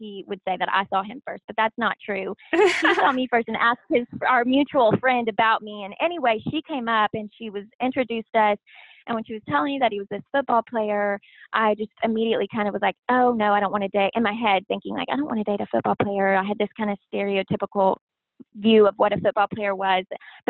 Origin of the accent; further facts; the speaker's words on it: Tyler, Texas, United States; I grew up in Tyler. So born and raised in Tyler, Texas.